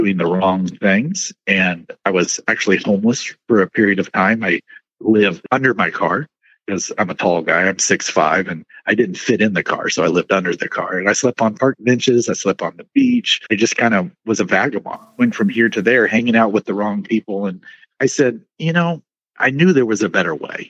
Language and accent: English; Merritt, Texas, United States; I was born and raised in Texas, a small little country town called Merritt